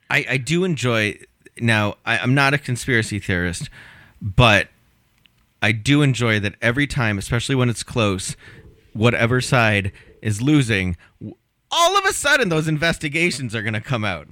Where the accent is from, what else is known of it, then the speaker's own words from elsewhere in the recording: Connecticut, United States; moved away; My home state of Connecticut